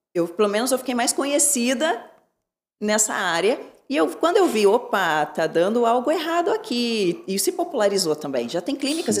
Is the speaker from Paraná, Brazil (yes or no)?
yes; Curitiba, Paraná, Brazil; also born or lived in Santos, Brazil; Curitiba é a cidade onde eu me criei e onde eu pretendo ficar